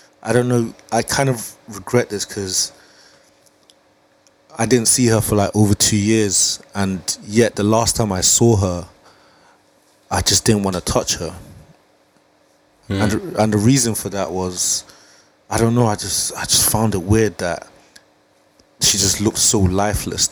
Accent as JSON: {"language": "English", "region": "England", "country": "United Kingdom", "tie": "born or raised there", "also_born_or_lived": "Nigeria", "said": "I was born in Nigeria at the age of I came to England at the age of 6"}